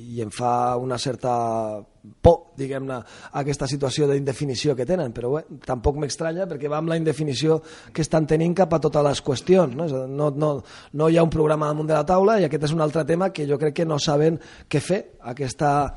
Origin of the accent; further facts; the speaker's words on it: Tarragona, Catalonia, Spain; jo vaig néixer a Tarragona